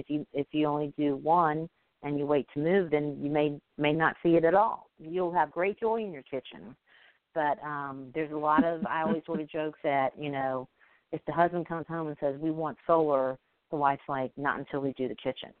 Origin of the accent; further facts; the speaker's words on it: Alabama, United States; I'm from Alabama